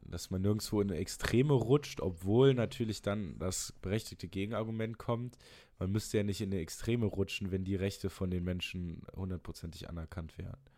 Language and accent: German; Germany; So, ich identifiziere mich ja nicht nur, weil ich Deutscher bin.